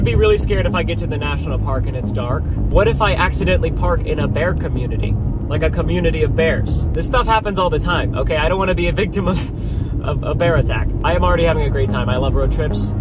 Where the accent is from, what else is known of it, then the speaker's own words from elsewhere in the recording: Texas, United States; I'm from Texas